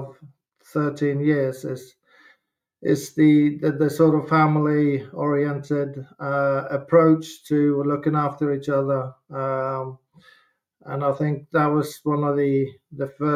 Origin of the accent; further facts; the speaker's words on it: Norway; moved away as an adult; also born or lived in Southampton; growing up in Norway and Scandinavia, watching the English football is massive.